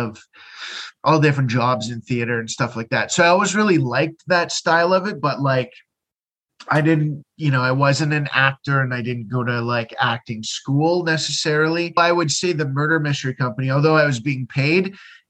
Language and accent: English; London, Ontario, Canada; moved away as an adult; now in Halifax, Canada; London, Ontario, Canada